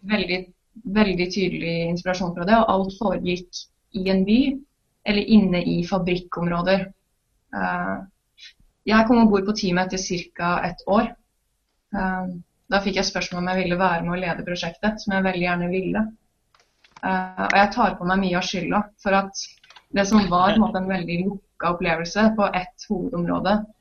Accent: Trondheim, Trøndelag, Norway; jeg er fra Trondheim

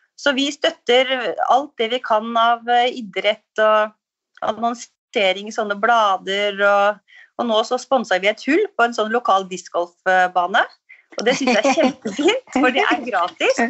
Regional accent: Skjåk, Innlandet, Norway; also born or lived in Oslo; now in Holmestrand, Norway; Jeg er fra Skjåk oppe i Gudbrandsdalen, så jeg savna litt livet på landet

